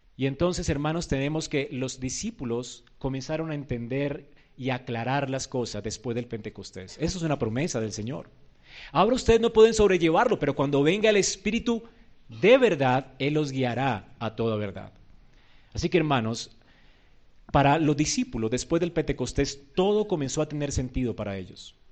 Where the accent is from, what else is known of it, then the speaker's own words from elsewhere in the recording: Colombia; Nosotros no somos judíos, somos colombianos, gentiles